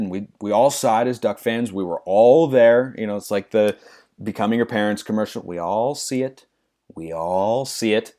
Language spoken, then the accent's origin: English; Lake Oswego, Oregon, United States; moved away; I was born and raised in Lake Oswego, Oregon